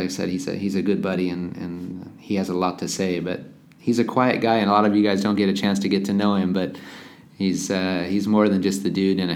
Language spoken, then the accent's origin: English; United States; me being an American